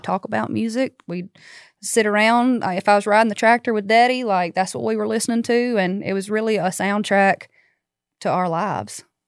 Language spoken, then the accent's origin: English; Baskin, Louisiana, United States; I'm from Northeast, so, like, about thirty miles south of Monroe